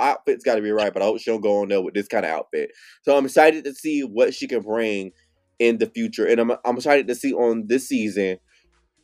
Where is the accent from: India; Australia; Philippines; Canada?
Philippines; as a Filipino